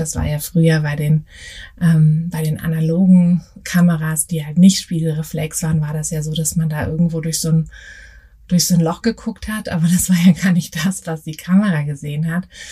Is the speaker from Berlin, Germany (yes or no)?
yes; Berlin, Germany; also born or lived in Paris; Ich komme ja aus Berlin